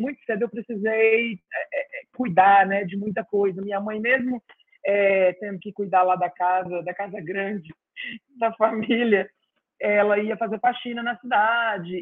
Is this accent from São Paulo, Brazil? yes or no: yes; interior of São Paulo, Brazil; moved away as an adult; also born or lived in Campinas / Guatapará / Ribeirão Preto / Franca; now in Ceará, Brazil; até os meus 11 anos, eu morei na zona rural. E aí depois, quando fiz 12, 11, 12, fomos para a cidade e morei em várias cidades do interior de São Paulo